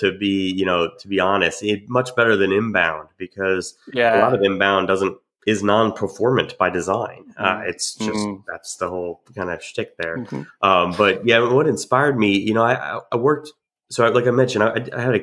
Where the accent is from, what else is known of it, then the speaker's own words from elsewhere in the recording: New Jersey, United States; also born or lived in Georgia; now in Jacksonville, United States; I grew up in New Jersey and then moved to Georgia